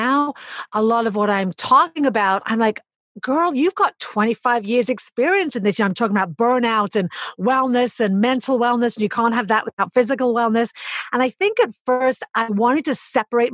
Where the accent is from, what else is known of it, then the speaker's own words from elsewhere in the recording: United Kingdom; accent: English; now in New York City, United States; I'm British